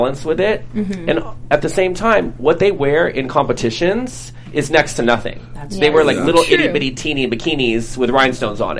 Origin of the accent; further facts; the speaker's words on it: Los Angeles, California, United States; I grew up in Los Angeles, born and raised